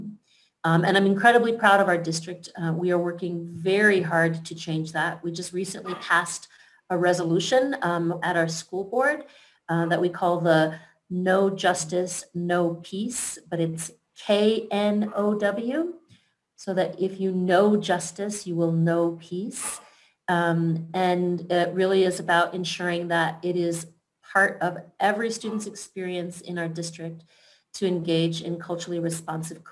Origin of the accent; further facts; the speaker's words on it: Denver, Colorado, United States; I'm the superintendent in my hometown, so I went to school in my school district, and I've worked my entire adult career inside Denver Public Schools.